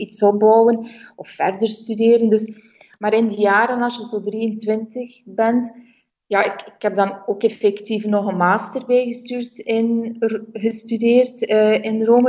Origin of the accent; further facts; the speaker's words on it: Bruges, Flanders, Belgium; moved away as an adult; also born or lived in Brussels / Leuven; now in Italy; ik ben in Brugge geboren en opgegroeid